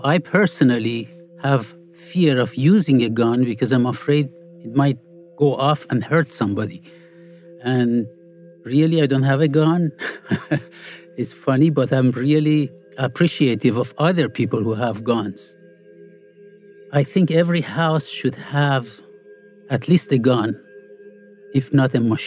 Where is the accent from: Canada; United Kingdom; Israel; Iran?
Iran; moved away; I grew up in Iran